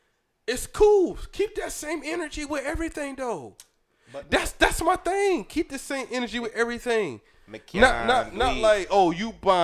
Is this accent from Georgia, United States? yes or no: yes; Georgia, United States; Nah, I'm from Georgia.